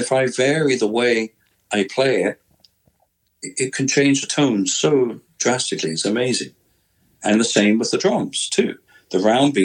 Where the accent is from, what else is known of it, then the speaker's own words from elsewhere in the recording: United Kingdom; moved away; also born or lived in United States; growing up in Britain